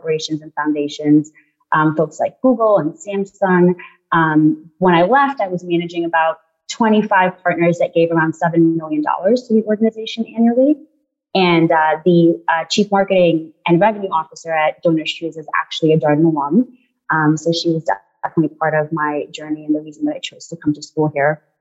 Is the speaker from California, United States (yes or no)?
no; New York City, New York, United States; moved away as an adult; also born or lived in Guyana; now in Charlottesville, United States; My family and I moved to the United States when I was 3 years old, and we moved to Queens, New York, which is where I lived for the last 25 years.